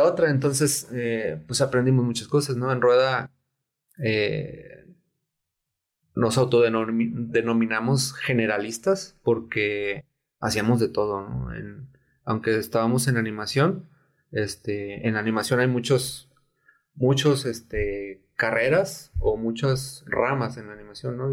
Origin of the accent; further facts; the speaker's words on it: Tepic, Nayarit, Mexico; also born or lived in Guadalajara; me regresé a Tepic, de donde soy